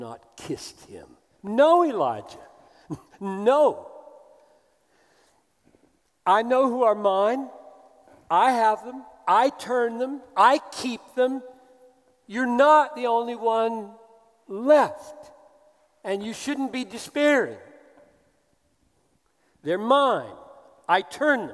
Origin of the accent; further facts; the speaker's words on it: the South, United States; as an American who grew up in the South